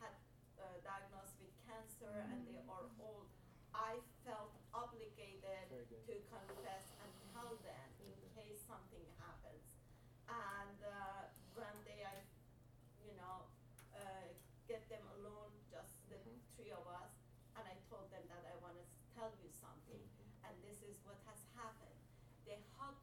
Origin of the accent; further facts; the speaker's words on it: Mashhad, Razavi Khorasan, Iran; English is a second language; now in United States; we are living in a holy city in Mashhad, with the shrine of the 8th Imam is there